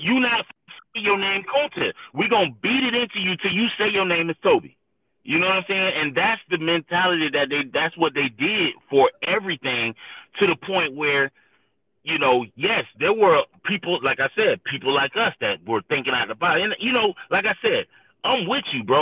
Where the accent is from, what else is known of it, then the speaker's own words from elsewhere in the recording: St. Petersburg, Florida, United States; I was born and raised in St. Pete